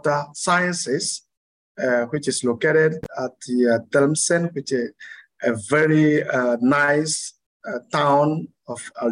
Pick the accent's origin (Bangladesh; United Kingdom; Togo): Togo; Lomé, Maritime; moved away as an adult; also born or lived in France / Canada; I was born in Lomé, Togo here, and I grown in Lomé. I studied in Lomé until my first university degree